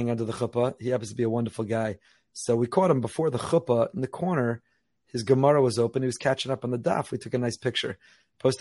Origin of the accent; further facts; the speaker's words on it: Northeast, United States; now in Boca Raton, United States; I was growing up in the Northeast